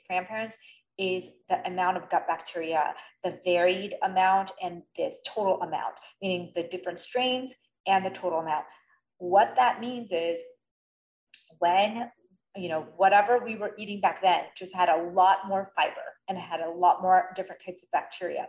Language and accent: English; India; I'm Indian and I grew up vegetarian